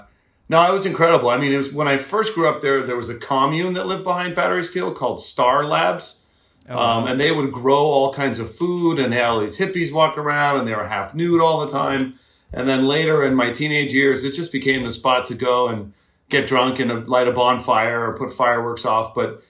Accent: Los Angeles, California, United States; also born or lived in Peaks Island, Maine / Portland, Maine / Israel; So I grew up in Venice Beach primarily, although when my parents were divorced, actually before that, but ultimately when my parents were divorced, my mom moved to a home on Peaks Island, Maine.

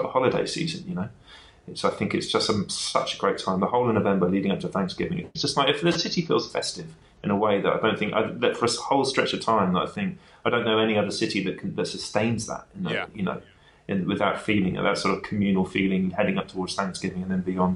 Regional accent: London, United Kingdom; accent: North London; also born or lived in West Wales; now in Berlin, Germany; I sound like I'm from North London, which is fair enough because I am very much from North London as much as I'm from West Wales

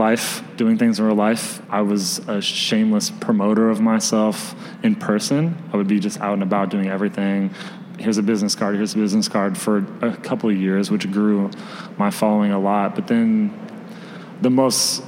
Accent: Springfield, Illinois, United States; moved away as an adult; now in Chicago, United States; I'm from Springfield, Illinois. So I moved here almost 3 years ago

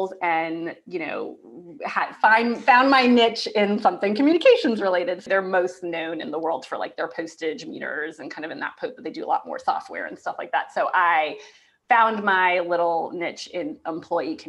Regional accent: Yonkers, New York, United States; moved away as an adult; also born or lived in Boston; now in Raleigh, United States; I'm from Yonkers, New York, right outside New York City. So I grew up right outside New York City

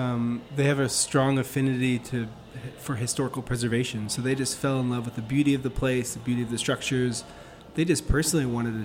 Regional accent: Bethesda, Maryland, United States; also born or lived in Rocklands, Maryland; So I grew up here in Bethesda. Our family moved here in 1992.

